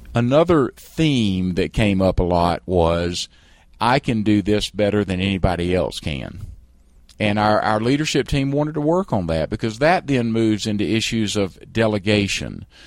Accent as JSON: {"language": "English", "region": "South Carolina", "country": "United States", "also_born_or_lived": "San Francisco", "accent": "South Carolina", "moved": "as an adult", "said": "I was a trial lawyer in South Carolina. I'm sure you can tell by my accent."}